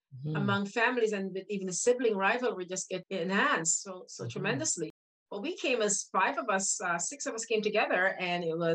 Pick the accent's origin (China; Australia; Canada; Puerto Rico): Canada; Windsor, Ontario; we grew up in Windsor